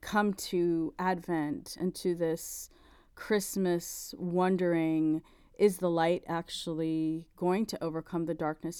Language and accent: English; South Florida, United States; we grew up in South Florida